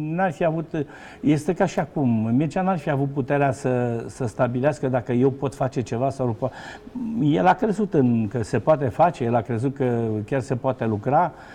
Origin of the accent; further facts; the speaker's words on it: Romania; moved away as an adult; also born or lived in France / United States; eu am plecat în, în ianuarie 89, am plecat definitiv din România